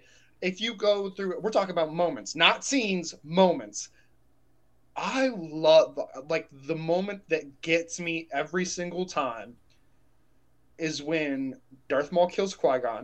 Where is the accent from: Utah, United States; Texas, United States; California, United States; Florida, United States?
Texas, United States; I grew up in Texas